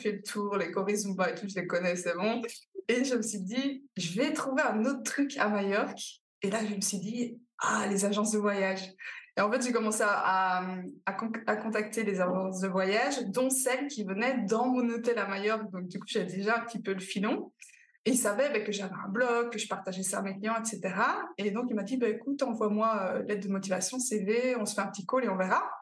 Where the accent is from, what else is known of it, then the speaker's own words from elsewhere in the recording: Belgium; accent: Belgian; je suis belge, ça s'entend un petit peu, évidemment